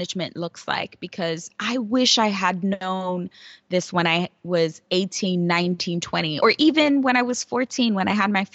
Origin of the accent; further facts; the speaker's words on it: New York City, New York, United States; I grew up in New York City, and I grew up in one of the poorest boroughs, actually the poorest borough, the Bronx